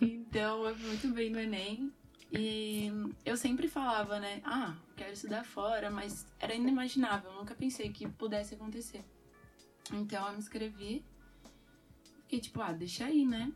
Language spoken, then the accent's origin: Portuguese; São Paulo, Brazil; moved away as an adult; now in Coimbra, Portugal; eu venho de São Paulo, Brasil.